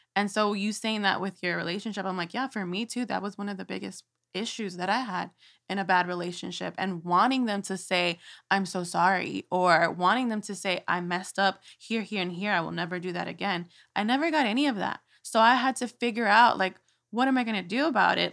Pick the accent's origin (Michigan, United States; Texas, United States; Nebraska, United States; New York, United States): Texas, United States; Houston; I was born and raised here in Houston